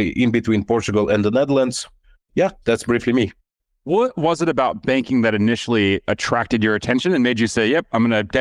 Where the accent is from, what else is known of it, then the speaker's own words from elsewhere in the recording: Lithuania; moved away; So I was born and raised in Lithuania